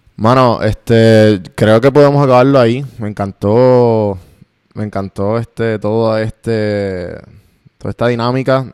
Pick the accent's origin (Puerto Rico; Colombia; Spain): Puerto Rico; moved away as an adult; now in United States; los tres somos boricua